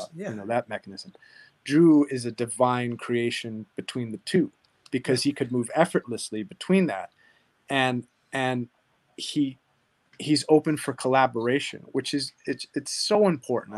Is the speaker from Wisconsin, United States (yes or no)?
no; Hawaii, United States; now in Southern California, United States; I am from Hawaii